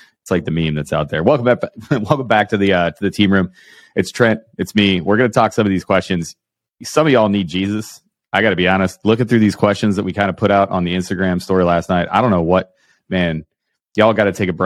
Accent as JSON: {"language": "English", "region": "Ohio", "country": "United States", "said": "I'm from Ohio"}